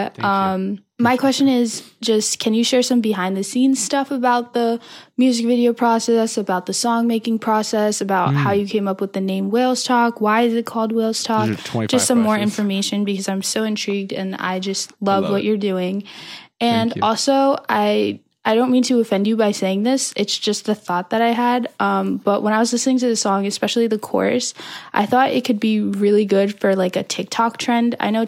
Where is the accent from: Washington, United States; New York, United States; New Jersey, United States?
New Jersey, United States; from New Jersey, and I've been a longtime fan of Sugar Pine 7.